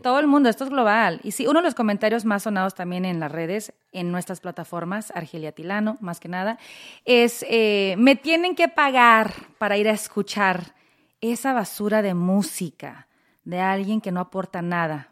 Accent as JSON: {"language": "Spanish", "town": "Los Angeles", "region": "California", "country": "United States", "tie": "born or raised there", "said": "yo crezco aquí, en Los Ángeles"}